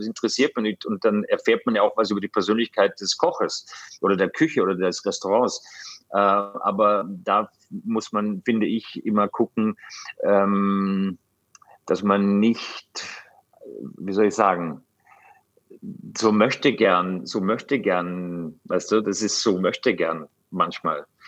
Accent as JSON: {"language": "German", "country": "Austria", "said": "ich komme aus Österreich"}